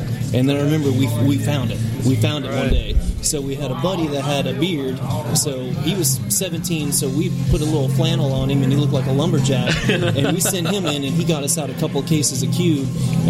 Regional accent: Oklahoma, United States; moved away; Yeah, I grew up in Oklahoma.

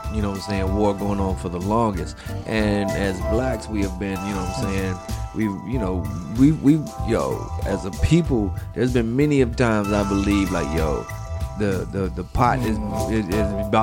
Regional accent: North Carolina, United States; I'm from North Carolina

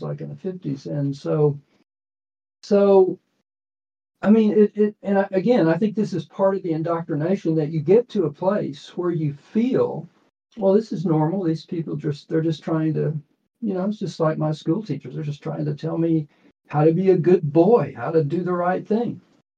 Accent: Austin, Texas, United States; born there; But so I was born in Austin, Texas, and we moved around a lot.

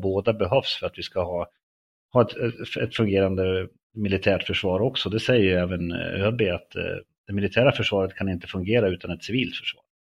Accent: Löa, Örebro County, Sweden; född och uppväxt i norra Örebro län i en liten, liten by som heter Löa

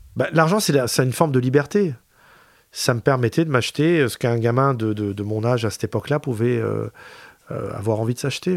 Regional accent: Pantin, Île-de-France, France; also born or lived in Aubervilliers / Paris; J'ai grandi à Pantin

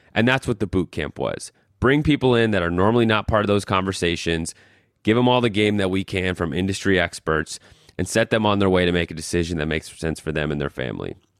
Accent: Colorado, United States; moved away as an adult; also born or lived in New York; I'm from Colorado

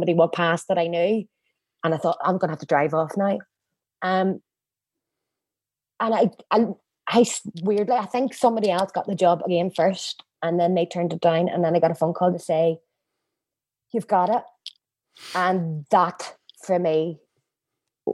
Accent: Northern Ireland, United Kingdom; also born or lived in London; I was so excited to come home, but I couldn't get a job here in Northern Ireland

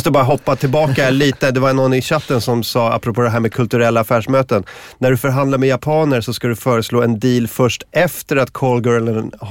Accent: Sweden; Jag är från Sverige.

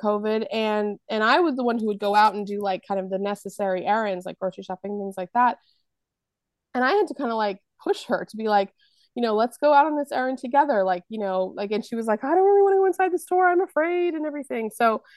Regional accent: Massachusetts, United States; moved away; also born or lived in New York City; I lived in New York City for a long time, and then the place where I grew up in Massachusetts

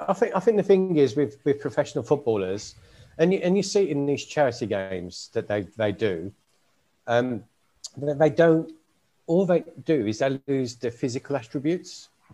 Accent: Birmingham, West Midlands, United Kingdom; now in Worthing, United Kingdom; I'm a Brummie

